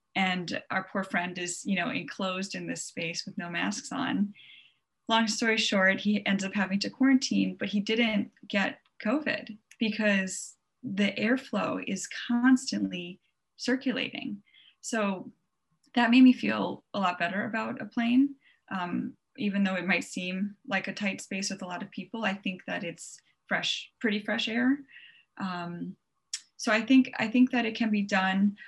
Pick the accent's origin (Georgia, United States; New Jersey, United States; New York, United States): New York, United States; Long Island; moved away as an adult; also born or lived in Pennsylvania; now in Minnesota, United States; I am from Long Island originally. I grew up in New York, so my whole family is in New York